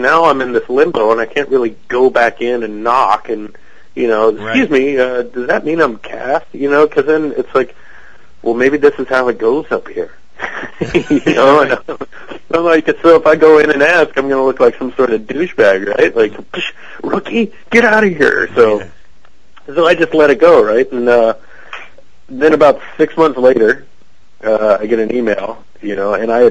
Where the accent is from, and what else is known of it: Cincinnati, Ohio, United States; born or raised there; accent: American; now in Canada